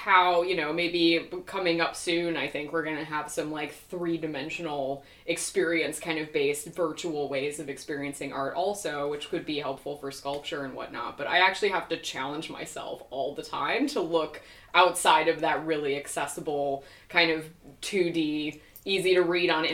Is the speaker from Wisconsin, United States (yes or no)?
yes; Wisconsin, United States; also born or lived in Oregon; I'm way out there in like the middle of nowhere, and I grew up there mostly as a kid